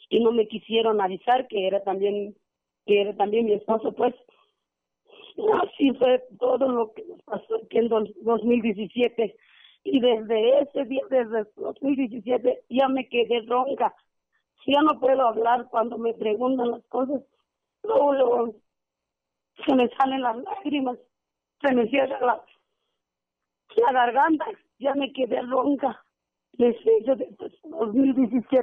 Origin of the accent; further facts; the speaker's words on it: Arantepacua, Michoacán, Mexico; de aquí de Arantepacua … Soy viuda